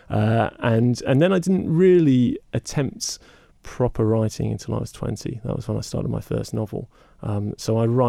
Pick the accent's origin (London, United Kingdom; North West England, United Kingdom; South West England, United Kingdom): South West England, United Kingdom; Somerset; I grew up in Somerset